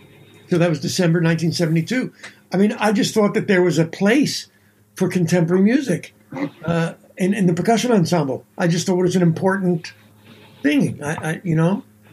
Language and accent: English; Philadelphia, Pennsylvania, United States; moved away; I was born in Philadelphia